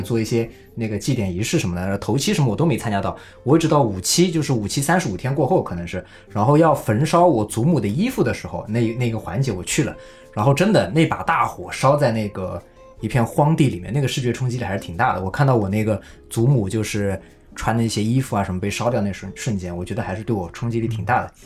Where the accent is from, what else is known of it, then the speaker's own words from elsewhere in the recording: Suzhou, Jiangsu, China; 我这个苏州人